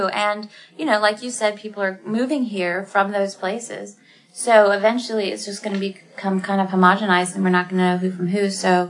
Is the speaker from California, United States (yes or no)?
no; Rockmart, Georgia, United States; also born or lived in New York; now in Atlanta, United States; my hometown is, you know, tiny. Well, my place I grew up is Rockmart, Georgia, and tiny, right?